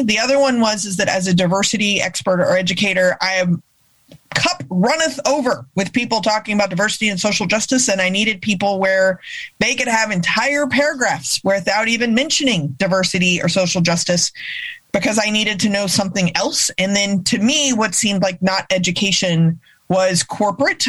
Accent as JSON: {"language": "English", "region": "Texas", "country": "United States", "tie": "born or raised there", "said": "growing up in Texas"}